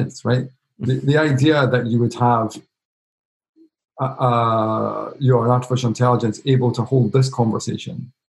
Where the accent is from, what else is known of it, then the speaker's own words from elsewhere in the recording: Edinburgh, Scotland, United Kingdom; I grew up in Edinburgh.